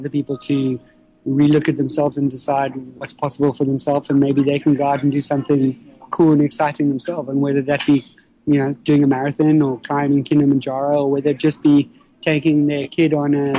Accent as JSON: {"language": "English", "country": "South Africa", "tie": "born or raised there", "said": "growing up in South Africa and living in South Africa"}